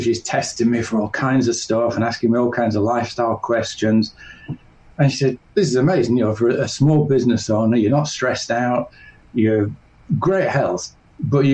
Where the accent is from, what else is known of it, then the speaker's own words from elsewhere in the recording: north of England, United Kingdom; I grew up in England, in the north of England.